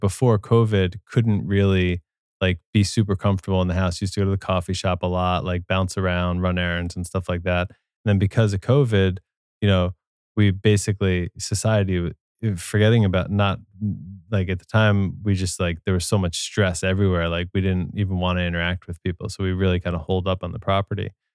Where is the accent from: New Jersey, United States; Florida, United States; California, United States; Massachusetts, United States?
New Jersey, United States; moved away; also born or lived in New York City / Brooklyn; I grew up in New Jersey